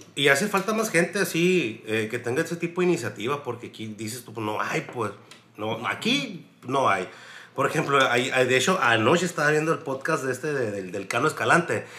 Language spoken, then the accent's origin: Spanish; Mexico; quitarnos esa mentalidad pendeja del mexicano